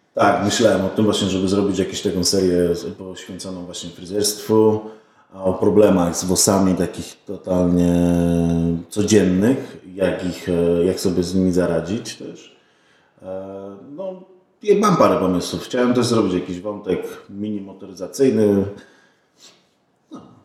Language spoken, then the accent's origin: Polish; Poznań, Greater Poland, Poland; pochodzę z Poznania.